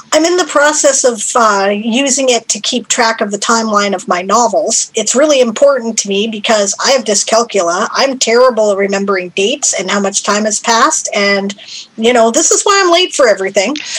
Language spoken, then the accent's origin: English; Canada; I'm Canadian.